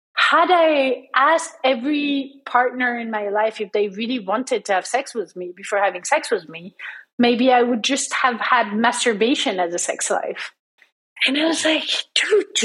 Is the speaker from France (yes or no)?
yes; France; moved away as an adult; now in United States; I grew up in France. I did my studies in France, but then I went on to having jobs in the US